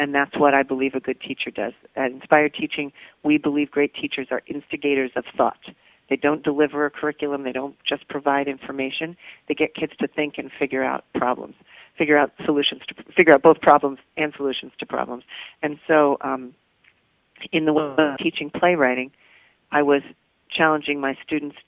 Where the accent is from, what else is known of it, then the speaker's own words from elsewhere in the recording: Washington, District of Columbia, United States; I came back to my hometown of Washington, D.C.